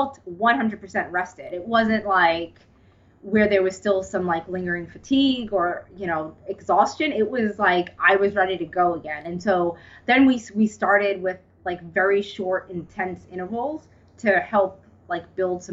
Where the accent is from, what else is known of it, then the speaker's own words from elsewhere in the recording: New York City, New York, United States; I'm from Staten Island, New York, which is where I was born and raised and where I live now.